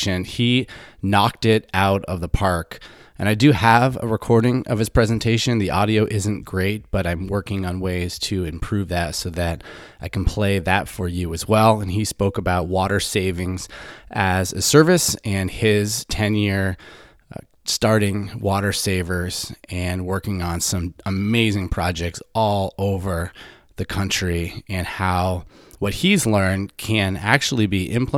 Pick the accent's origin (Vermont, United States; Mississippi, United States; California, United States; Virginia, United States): Vermont, United States; Middlebury; growing up in Middlebury, Vermont, when I was a kid